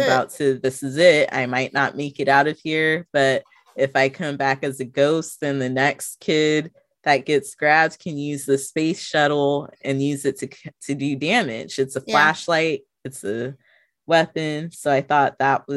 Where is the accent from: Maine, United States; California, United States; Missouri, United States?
California, United States; Riverside; growing up in Riverside was very similar